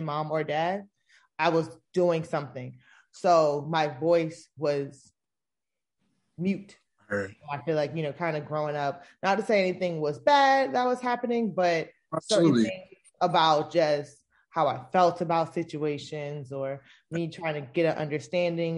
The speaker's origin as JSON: {"language": "English", "region": "South Florida", "country": "United States", "tie": "born or raised there", "also_born_or_lived": "Tampa, Florida / Georgia", "moved": "as an adult", "said": "I grew up in South Florida"}